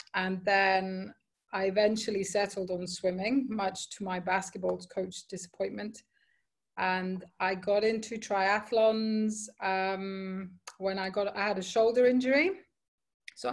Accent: Cyprus; moved away as an adult; now in Dubai, United Arab Emirates; I grew up in Cyprus, which is a very small island

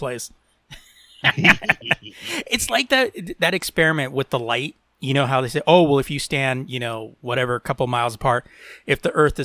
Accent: United States; we're Americans

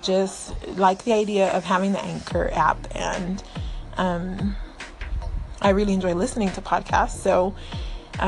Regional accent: Florida, United States; moved away; I grew up in Florida.

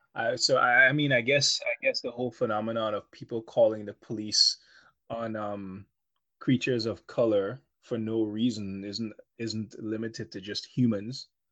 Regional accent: Guyana; when I was a child growing up in Guyana

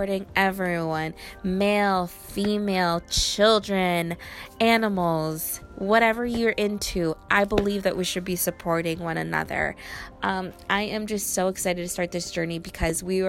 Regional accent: Riverside, California, United States; Riverside is my hometown

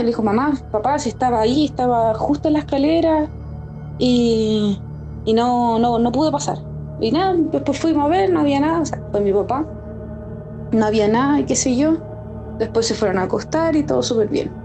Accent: Maipú, Santiago Metropolitan Region, Chile; yo soy de Maipú, acá

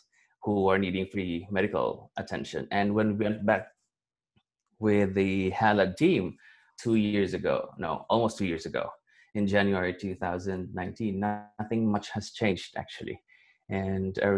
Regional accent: Valencia, Philippines; moved away as an adult; my hometown, because I used to grow up in Valencia in this rural community

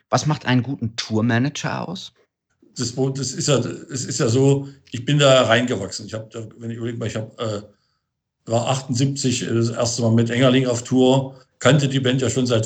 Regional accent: Berlin, Germany; Ja, ich bin gerade in Potsdam. Das hat, hat ein bisschen was mit der Corona-Situation zu tun. Eigentlich bin ich ja Berliner.

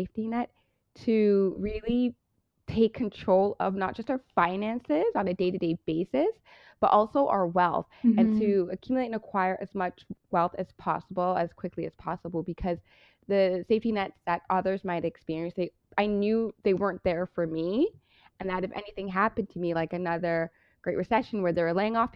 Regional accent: Brampton, Ontario, Canada; also born or lived in Toronto (Scarborough), Canada; I born and raised in Toronto. Well, I was in Toronto, Scarborough, until I was 7. And then my mom moved my brother and I to Brampton. And that's where I grew up.

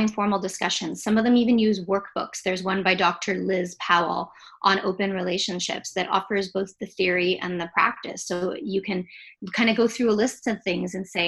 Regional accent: Jamaica; I'm Jamaican

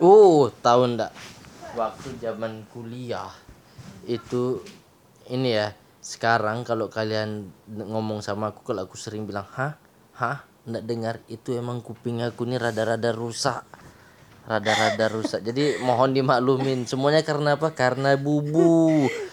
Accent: Jambi, Indonesia; moved away as an adult; also born or lived in Yogyakarta; Aye itu orang Jambi

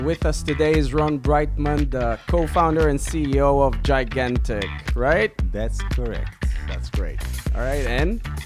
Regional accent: Israel; We are two entrepreneurs from Israel

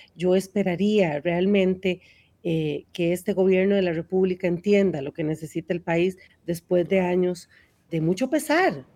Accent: Naranjo, Alajuela, Costa Rica; yo que soy de Naranjo

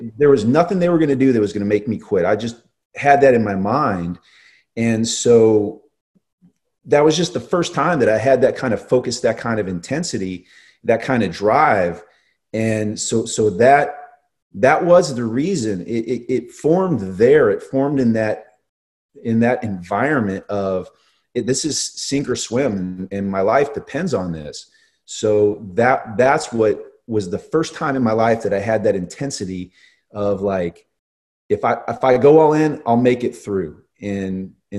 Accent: Northern Virginia, United States; as a kid growing up in Northern Virginia

